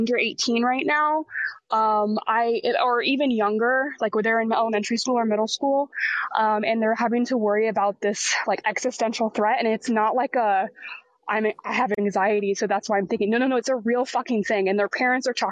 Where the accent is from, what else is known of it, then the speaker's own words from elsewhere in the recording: Texas, United States; As a Texan myself